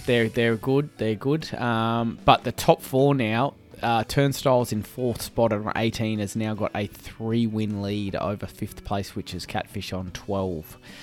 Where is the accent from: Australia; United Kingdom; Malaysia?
Australia; Brisbane, Queensland; we grew up, mm, born and bred in Brizzy, lived here all our lives